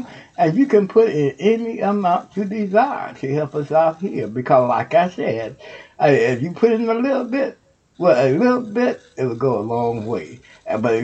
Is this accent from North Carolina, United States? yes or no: no; Houston, Texas, United States; now in Ohio, United States; Houston, Texas, you my hometown